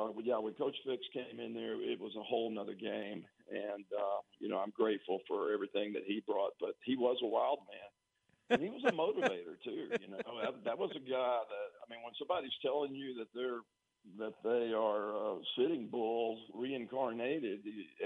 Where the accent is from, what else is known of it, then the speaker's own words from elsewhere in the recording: Tyler, Texas, United States; I came from Tyler Lee, and all we had was like a universal gym in the middle of the locker room